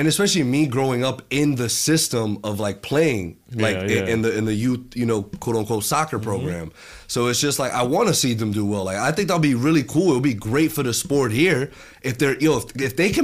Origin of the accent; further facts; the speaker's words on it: New York, United States; I associate myself as a New Yorker, like, more than I do as a Brazilian.